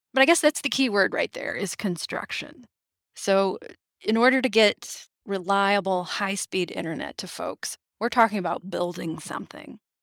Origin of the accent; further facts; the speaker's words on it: Traverse City, Michigan, United States; also born or lived in Ann Arbor, Michigan; I moved back to my hometown of Traverse City, Michigan